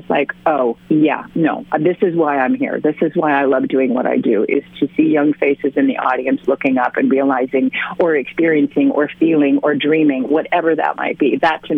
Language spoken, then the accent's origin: English; California, United States; also born or lived in Sweden; I grew up in a sort of split between California and in Sweden. I am a dual citizen and speak both languages. I speak California and I speak Swedish.